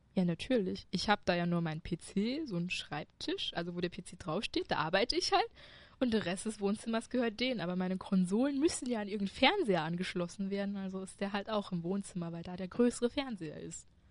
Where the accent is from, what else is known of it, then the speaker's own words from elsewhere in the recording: China; now in Germany; Ja, ich komme aus China